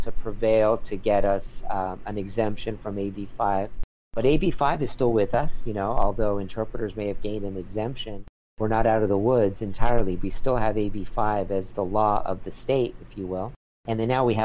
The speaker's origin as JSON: {"language": "English", "town": "San Diego", "region": "California", "country": "United States", "tie": "born or raised there", "lives_now": "Los Angeles, United States", "said": "I grew up in San Diego"}